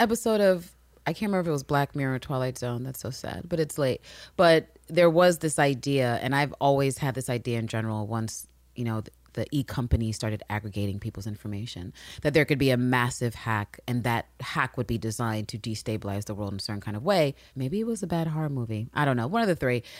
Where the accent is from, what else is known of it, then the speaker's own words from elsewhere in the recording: United States; because we are American